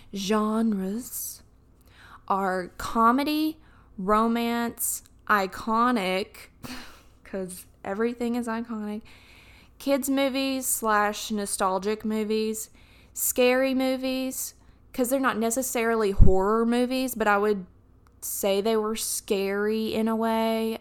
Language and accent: English; Alabama, United States; accent: southern; when I talk about Alabama, my accent gets a little bit thicker